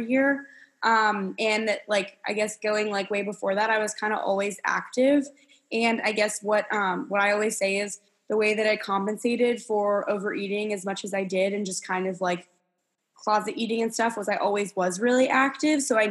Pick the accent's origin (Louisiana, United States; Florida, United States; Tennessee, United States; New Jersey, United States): New Jersey, United States; moved away as an adult; now in Kentucky, United States; I'm originally from New Jersey and I ended up going to school at the University of Kentucky